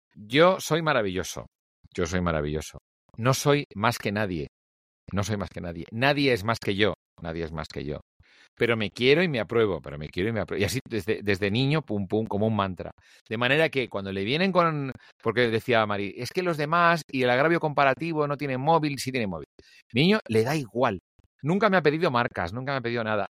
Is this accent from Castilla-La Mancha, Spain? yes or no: no; Barcelona, Catalonia, Spain; now in Madrid, Spain; me crié solo. Aquí el gran tema es que de pronto yo soy hijo único, nací en Barcelona